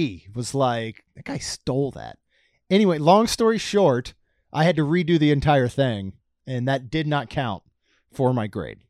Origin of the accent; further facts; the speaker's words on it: Damascus, Maryland, United States; Fourth-year-old kid growing up in Damascus, Maryland, right?